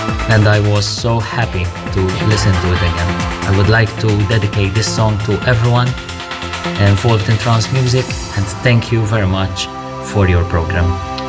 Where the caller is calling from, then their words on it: Malta; English is a second language; Hello, Armin. Hello, Ruben. … from the Maltese Islands.